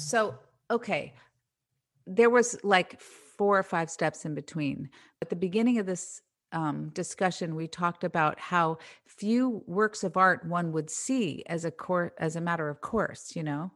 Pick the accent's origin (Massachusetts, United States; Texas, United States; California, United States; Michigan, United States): California, United States; Marin County; that era of my life that I grew up in in Marin County in the seventies